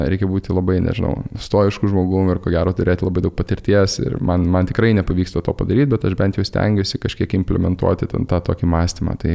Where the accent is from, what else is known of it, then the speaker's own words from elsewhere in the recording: Lithuania; moved away; aš esu lietuvis